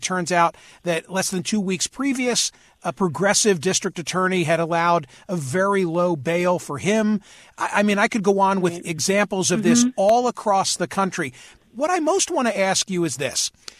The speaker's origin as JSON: {"language": "English", "town": "Philadelphia", "region": "Pennsylvania", "country": "United States", "tie": "born or raised there", "said": "my hometown of Philadelphia"}